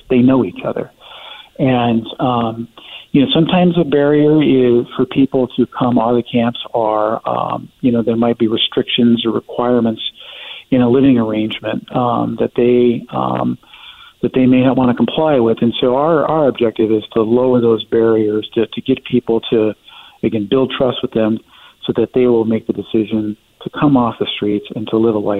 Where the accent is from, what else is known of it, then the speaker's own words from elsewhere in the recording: Denver, Colorado, United States; I, I come from Denver, which has, you know, it has uh, its own issues with homelessness